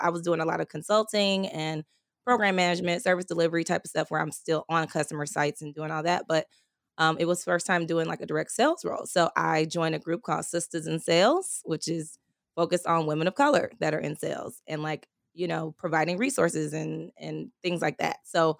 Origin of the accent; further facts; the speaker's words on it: California, United States; also born or lived in Texas; When I moved to Texas, so I'm from California originally, the Bay Area, and I moved to Texas. I used to work for AT&T and I moved here with them.